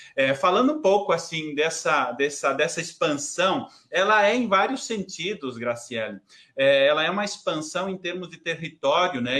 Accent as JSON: {"language": "Portuguese", "town": "São João do Oeste", "region": "Santa Catarina", "country": "Brazil", "said": "sou de São João do Oeste, do interior, os pais moram aí"}